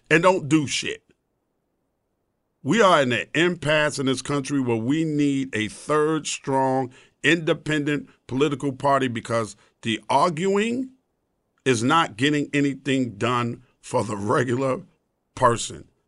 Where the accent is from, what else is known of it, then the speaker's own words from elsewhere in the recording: the South, United States; I've been called a coon. I'm from the South.